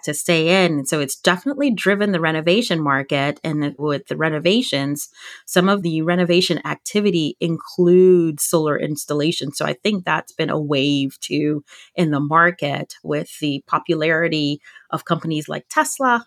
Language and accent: English; Virginia, United States; my home state of Virginia